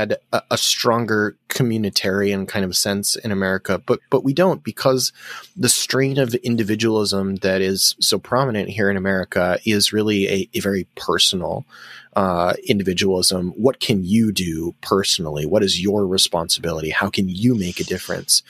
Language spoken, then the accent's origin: English; United States; As an American